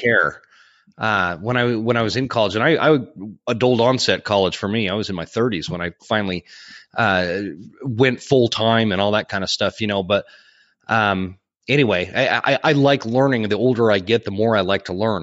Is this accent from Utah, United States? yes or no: yes; Utah, United States; I grew up in Utah where it's, it's, there's only mule deer